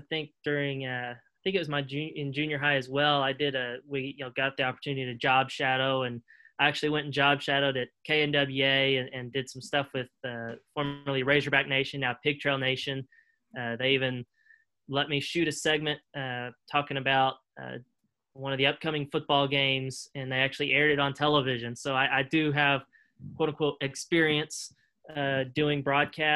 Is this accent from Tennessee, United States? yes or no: no; Springdale, Arkansas, United States; I'm from Springdale, Arkansas, so just down the road from the university. Grew up there my entire life, went to Springdale High School